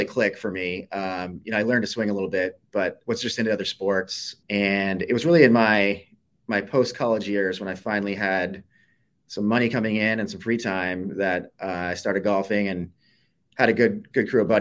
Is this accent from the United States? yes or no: yes; Burlington, Vermont, United States; now in Portland, United States; I'm originally from Burlington, Vermont, where we have considerably more snow.